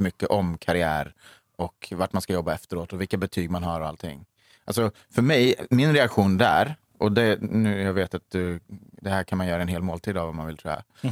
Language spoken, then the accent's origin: Swedish; Skövde, Västra Götaland, Sweden; moved away as an adult; now in Stockholm, Sweden; jag är uppvuxen i Skövde.